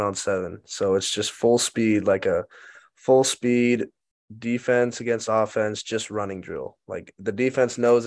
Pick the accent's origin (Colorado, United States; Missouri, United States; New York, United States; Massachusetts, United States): Colorado, United States; Englewood; moved away as an adult; now in Austin, United States; I'm from Inglewood, Colorado. Went to Cherry Creek High School